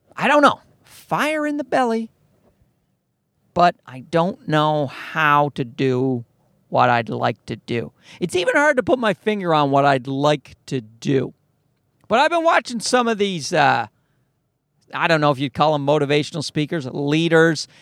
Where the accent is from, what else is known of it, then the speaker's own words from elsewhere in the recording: Newfoundland and Labrador, Canada; moved away as an adult; My accent's getting worse. I've, I've moved away from Newfoundland